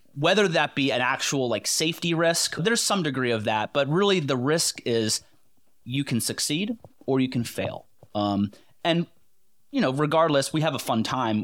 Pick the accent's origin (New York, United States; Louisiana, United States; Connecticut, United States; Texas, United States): Connecticut, United States; now in Pennsylvania, United States; I'm from Connecticut. Moved, uh, away from there, um, about, like, twelve years ago